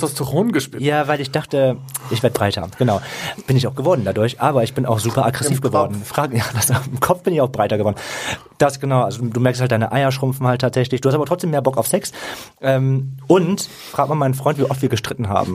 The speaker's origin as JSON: {"language": "German", "town": "Mönchengladbach", "region": "North Rhine-Westphalia", "country": "Germany", "tie": "born or raised there", "said": "Ich komme aus Mönchengladbach, gebürtig"}